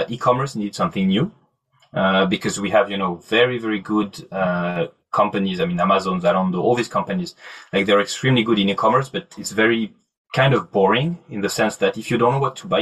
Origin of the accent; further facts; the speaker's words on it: Normandy, France; English is a second language; also born or lived in south of France; now in Paris, France; Originally, I grew up in Normandy, but lived in Paris for a while and studied in the south of France, mid of France, and right now I'm based out of Paris